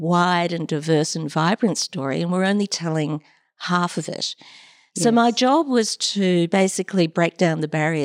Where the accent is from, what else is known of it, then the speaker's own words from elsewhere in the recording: Brisbane, Queensland, Australia; moved away as an adult; also born or lived in Cairns, Queensland / Sydney; I grew up pretty much in Brisbane